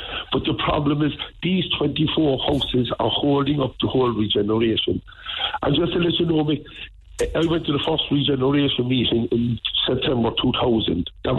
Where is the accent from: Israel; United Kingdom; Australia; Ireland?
Ireland; we're proud Irish people